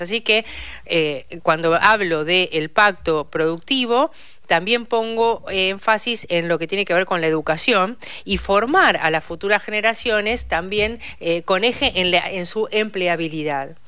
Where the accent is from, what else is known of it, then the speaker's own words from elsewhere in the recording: Saladillo, Buenos Aires Province, Argentina; moved away as an adult; now in Buenos Aires, Argentina; yo soy bonaerense y vivo eh, por adopción, o sea, soy porteña por adopción, vivo hace más de 32 años en la ciudad de Buenos Aires